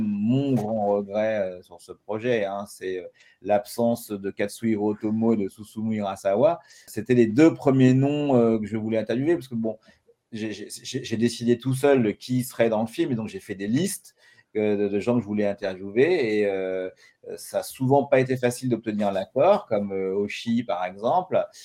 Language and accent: French; France; je suis français